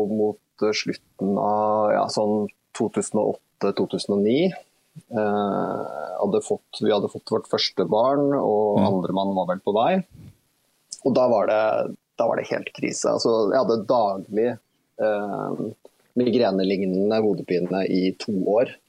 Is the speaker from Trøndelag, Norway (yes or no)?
no; Horten, Vestfold, Norway; syntes ikke det var nødvendig å på en måte tråkke rundt i hele oppveksten min i Horten